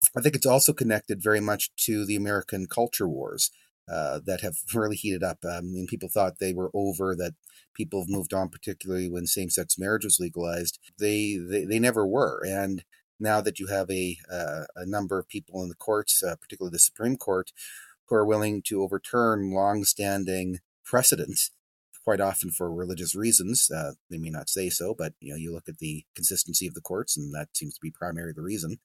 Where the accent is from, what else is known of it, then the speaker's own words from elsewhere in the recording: Drumheller, Alberta, Canada; My hometown here in, in Drumheller